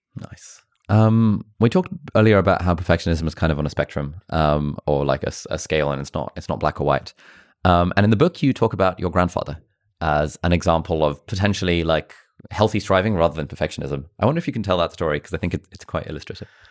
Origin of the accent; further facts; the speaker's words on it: Pakistan; I'm from Pakistan